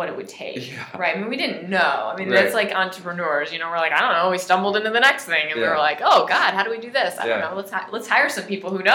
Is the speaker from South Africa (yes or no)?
no; St. Louis, Missouri, United States; I'm from here